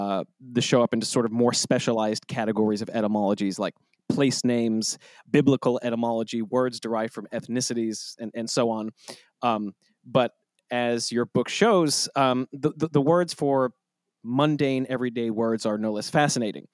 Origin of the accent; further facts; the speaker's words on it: United States; as an American